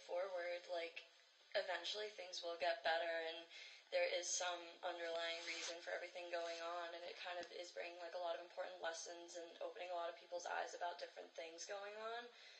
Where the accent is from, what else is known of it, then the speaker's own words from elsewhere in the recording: New York, United States; moved away as an adult; now in Rhode Island, United States; I'm from New York.